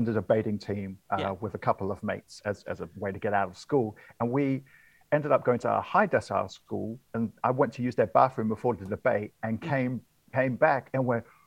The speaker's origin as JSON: {"language": "English", "region": "Wellington", "country": "New Zealand", "tie": "born or raised there", "moved": "yes", "said": "I've just got back to my hometown of Wellington"}